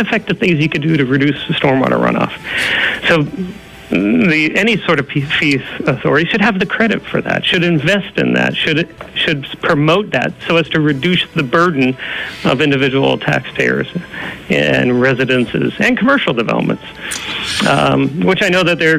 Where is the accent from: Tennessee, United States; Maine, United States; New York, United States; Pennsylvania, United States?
Pennsylvania, United States; Dallas; moved away; I'm a Pennsylvanian, I grew up in the Back Mountain